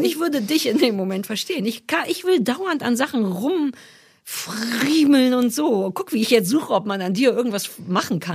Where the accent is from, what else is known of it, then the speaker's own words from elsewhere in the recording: East Germany, Germany; als alter Ossi